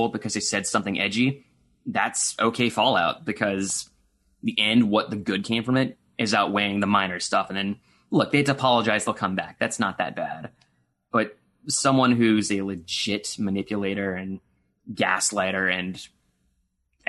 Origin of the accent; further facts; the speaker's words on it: Florida, United States; I grew up in Florida